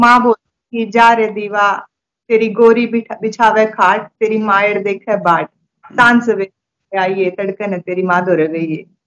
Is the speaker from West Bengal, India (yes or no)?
no; Chang, Haryana, India; मैं चांद गांव से हूँ चांग हम्म। गांव है वहीं पली बड़ी वहीं से शिक्षा ली